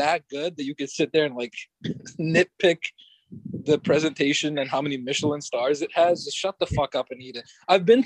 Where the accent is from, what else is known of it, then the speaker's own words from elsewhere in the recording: India; now in United States; when you grow up as an Indian kid